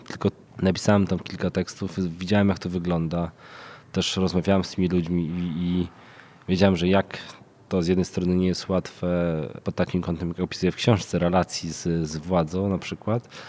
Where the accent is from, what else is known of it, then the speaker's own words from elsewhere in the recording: Krasnystaw, Lublin Voivodeship, Poland; now in Warsaw, Poland; mieszkam w Warszawie, pochodzę z Krasnego Stawu, jednego z miast zapaści